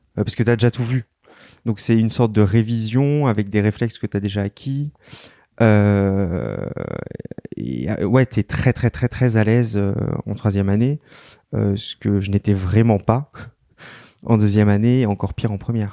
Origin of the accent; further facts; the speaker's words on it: Paris, Île-de-France, France; je suis né à Paris, j'ai vécu à Paris, mais ma mère est très parisienne et je suis d'origine bretonne.